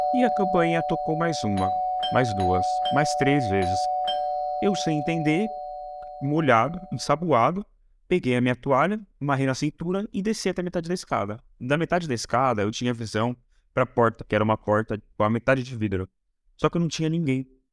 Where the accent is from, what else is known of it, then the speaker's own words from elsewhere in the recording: São Paulo interior, Brazil; eu sou de São Paulo e eu fui pro interior muito novo